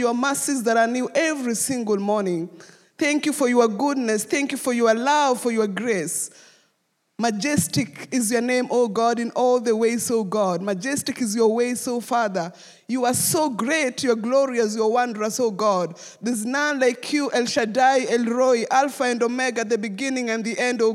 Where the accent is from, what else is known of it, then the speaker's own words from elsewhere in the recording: Nairobi, Kenya; I grew up in Kariobangi slum, which is the third largest slum in Kenya.